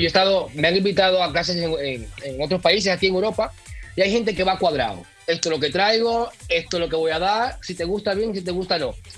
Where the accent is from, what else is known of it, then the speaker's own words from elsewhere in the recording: Dominican Republic; now in Mallorca, Spain; Yo, igual que tú, soy dominicano y tú sabes que mm, uno nació con el merengue